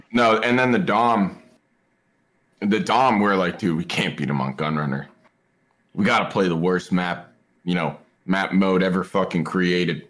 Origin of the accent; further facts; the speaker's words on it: Seattle, Washington, United States; I'm from Seattle.